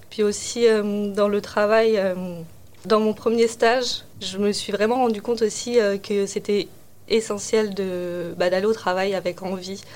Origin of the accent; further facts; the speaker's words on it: central France, France; moved away; moi, j'ai grandi euh, dans le centre de la France, dans un petit village